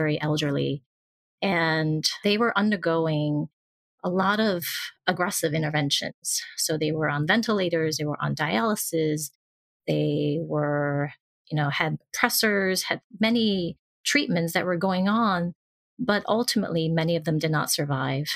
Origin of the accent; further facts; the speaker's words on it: Hong Kong; moved away; also born or lived in New York, United States; I've moved back to my home country or place where I was from in Hong Kong